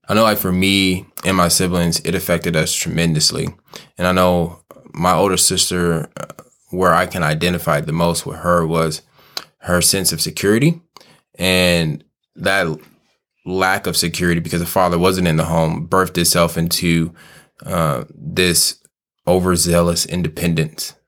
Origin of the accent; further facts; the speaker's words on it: Kansas City, United States; I'm born and raised in Kansas City